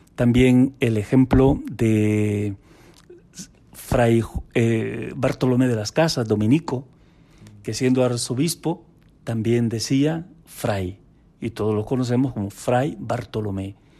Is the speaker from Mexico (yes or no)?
no; Honduras; Tenemos más de 100 sacerdotes salidos de mi tierra, es decir, de mi diócesis